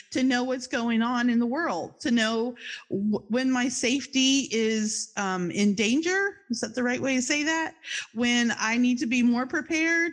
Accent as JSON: {"language": "English", "town": "Charlottesville", "region": "Virginia", "country": "United States", "tie": "born or raised there", "also_born_or_lived": "New Jersey", "moved": "as an adult", "lives_now": "Florida, United States", "said": "my hometown is Charlottesville, Virginia"}